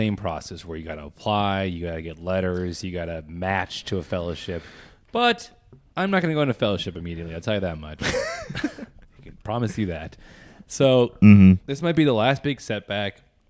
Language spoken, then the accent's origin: English; Minnesota, United States; also born or lived in Chicago; born and raised in Minnesota, and are excited to, like, go on an adventure, kind of.